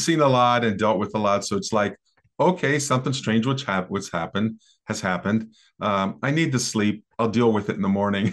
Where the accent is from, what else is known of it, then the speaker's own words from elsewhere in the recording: American Midwest, United States; I grew up in the American Midwest in the sixties